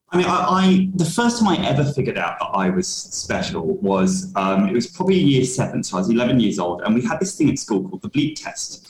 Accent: London, United Kingdom; I was born in London uh, yep. in 1985

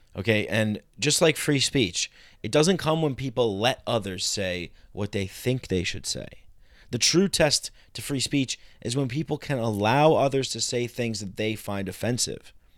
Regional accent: New York, United States; I grew up in New York

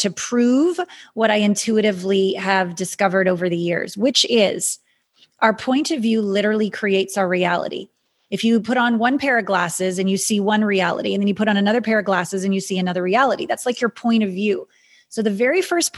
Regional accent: Canada; I'm a Canadian

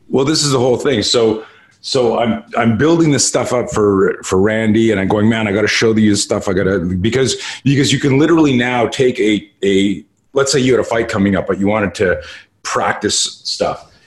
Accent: Montreal, Quebec, Canada; now in United States; I grew up in Canada and uh, uh, in Montreal

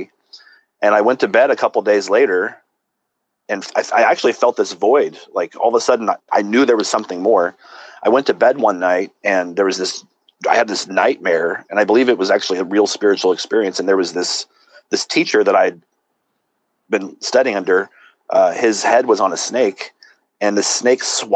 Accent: Southern California, United States; also born or lived in Santa Cruz, California; I was born in Southern California, grew up there

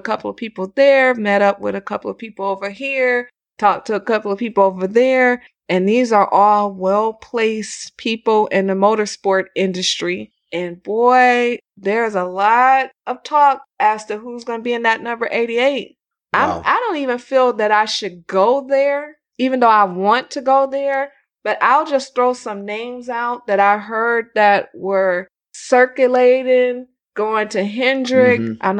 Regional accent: California, United States; We're from California, the home of the SUV.

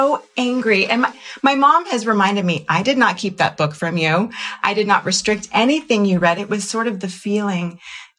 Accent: Jacksonville, Florida, United States; I grew up in Jacksonville, Florida in the 80s

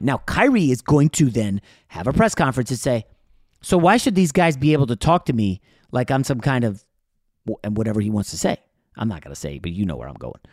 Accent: New York, United States; I was born in New York

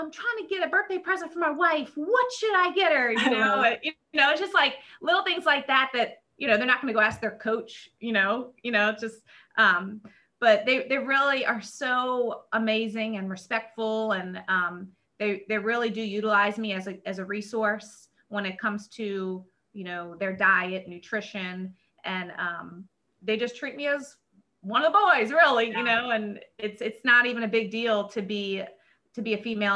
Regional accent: New Orleans, Louisiana, United States; I'm back in my hometown because I'm from New Orleans

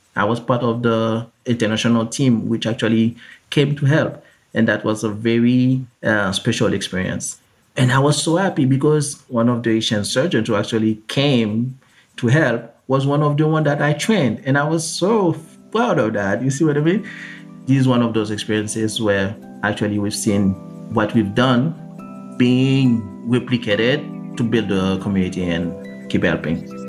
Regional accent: Haiti; I was born and raised in Haiti, in the Caribbean.

